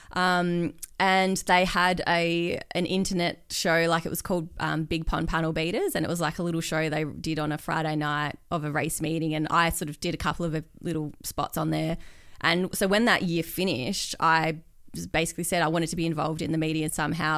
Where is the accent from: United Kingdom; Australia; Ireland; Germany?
Australia; Perth, Western Australia; moved away as an adult; I grew up in Perth